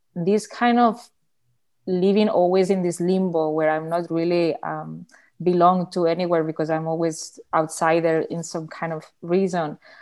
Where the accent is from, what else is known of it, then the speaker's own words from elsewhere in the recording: Barcelona, Catalonia, Spain; English is a second language; I'm an artist from Barcelona